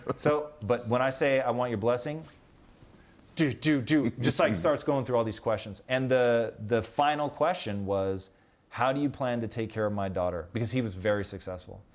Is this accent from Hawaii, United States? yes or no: no; Tacoma, Washington, United States; moved away as an adult; growing up in Tacoma.